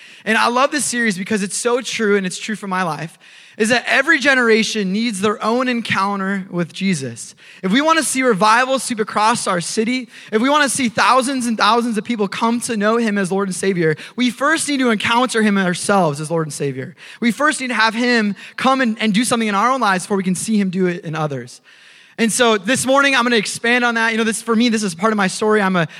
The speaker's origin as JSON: {"language": "English", "region": "Minnesota", "country": "United States", "tie": "born or raised there", "said": "I grew up in Minnesota. I moved around a lot, but spent a lot of time in Minnesota."}